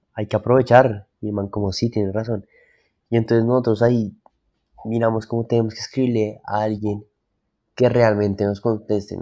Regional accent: Bogotá, Colombia; yo nací en Bogotá, soy, de acá de Bogotá

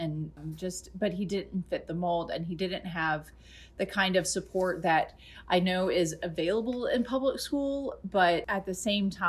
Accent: Georgia, United States; my childhood, I grew up in Georgia

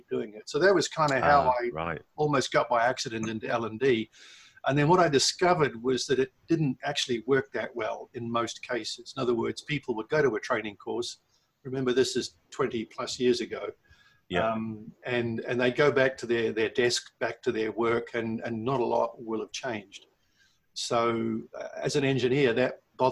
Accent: New Zealand; now in Milton Keynes, United Kingdom; I was born and bred in New Zealand. I grew up on a farm

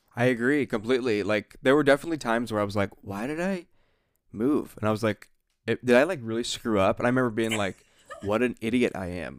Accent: Ohio, United States; I'm from the Ohio Sticks

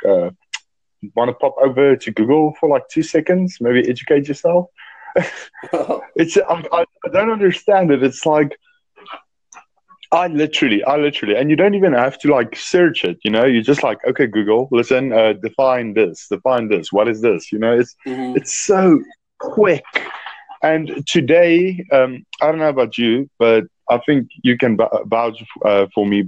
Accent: South Africa; I'm from South Africa

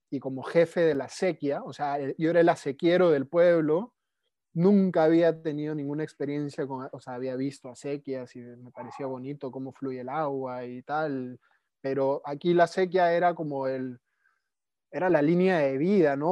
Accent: Lima, Peru; moved away as an adult; also born or lived in Netherlands; nací en Lima, Perú, hace 37 años.

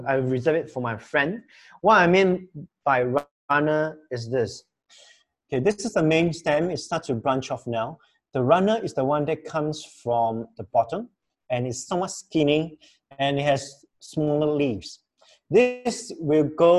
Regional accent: Kluang, Johor, Malaysia; now in Penang, Malaysia; as a Johorian, okay, I come from Kluang, Johor. I'm not a Penangite

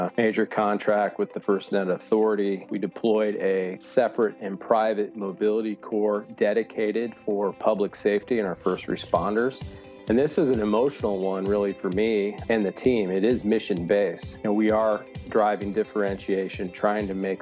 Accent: Idaho, United States; moved away; also born or lived in Australia; So I was born in Idaho in the U.S. of A.

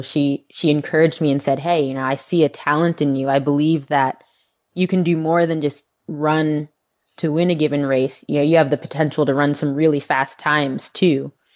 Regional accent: Northeast, United States; moved away as an adult; now in Texas, United States; growing up on the Northeast

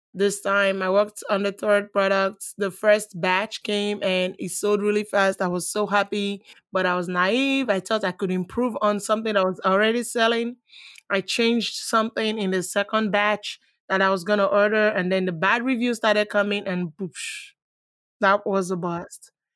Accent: Nigeria; moved away as an adult; now in United States; I was born in Nigeria. I was raised partially, let's say I was raised in Nigeria.

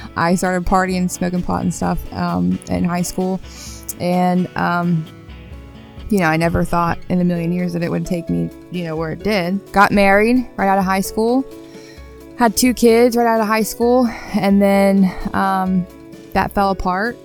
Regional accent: Parkersburg, West Virginia, United States; I grew up in Parkersburg

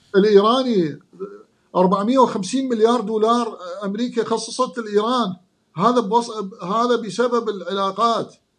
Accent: Iraq; moved away; انا عراقي بلبسي بثقافتي بحركاتي

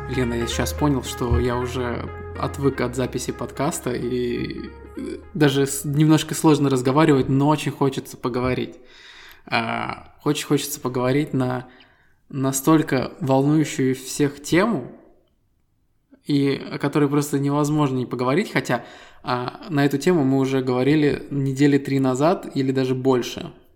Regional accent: Estonia; Мы ребята из Эстонии

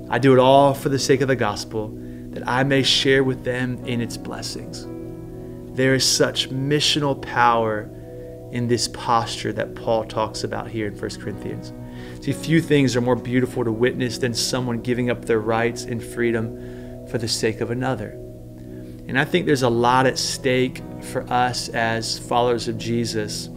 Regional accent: United States; as American Christians

